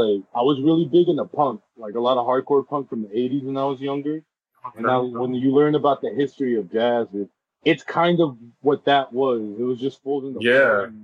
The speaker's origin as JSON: {"language": "English", "town": "Los Angeles", "region": "California", "country": "United States", "tie": "born or raised there", "said": "I'm from born and raised in Los Angeles"}